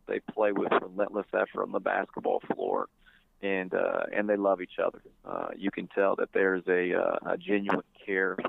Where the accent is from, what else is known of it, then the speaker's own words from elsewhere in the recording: Ohio, United States; I'm obviously from Ohio